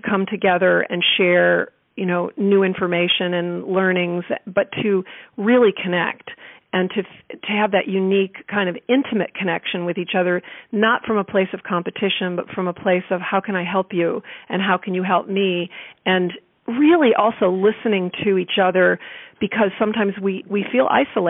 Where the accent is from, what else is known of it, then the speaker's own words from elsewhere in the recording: East Coast, United States; now in Bay Area, United States; I came from the East Coast. I was in school in Vermont and came out here for the summer to the Bay Area.